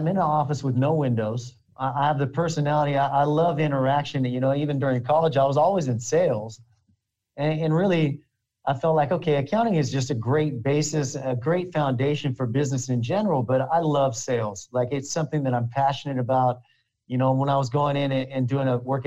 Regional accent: Hollister, California, United States; I'm from a place called Hollister, California. So it's about an hour south of San Jose

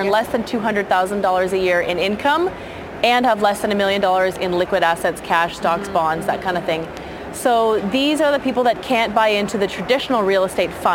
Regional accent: Burlington, Ontario, Canada; moved away as an adult; also born or lived in Australia / United Kingdom; now in Vancouver, Canada; I'm from Burlington, born and raised, went to Waterloo University

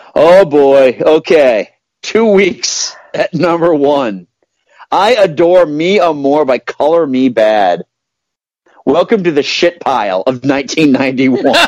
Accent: Hudson, Massachusetts, United States; growing up in Hudson, Massachusetts

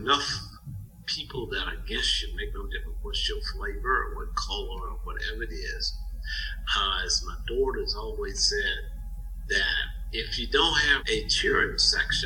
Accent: Mississippi, United States; moved away as an adult; now in Louisville, United States; growing up in Mississippi, it was good to be under the radar.

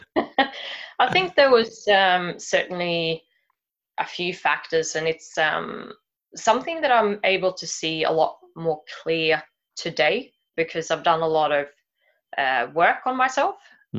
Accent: Sweden; moved away as an adult; now in Sydney, Australia; I was born in Sweden and I grew up here. I uh, then moved to Sydney uh, when I was about 25 or so.

